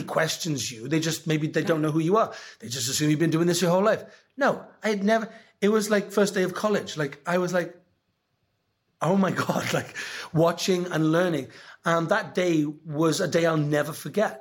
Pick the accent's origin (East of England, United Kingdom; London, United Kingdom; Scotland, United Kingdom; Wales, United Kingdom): Wales, United Kingdom; I'm Welsh